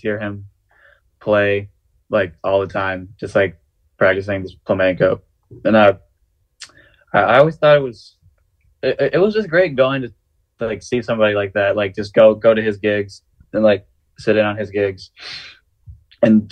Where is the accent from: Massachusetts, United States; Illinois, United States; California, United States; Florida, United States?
California, United States; the Bay Area; moved away as an adult; now in Baltimore, United States; growing up in the Bay